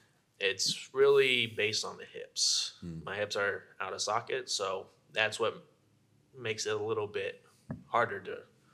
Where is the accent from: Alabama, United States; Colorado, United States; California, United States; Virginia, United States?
California, United States; I grew up in California, born and raised.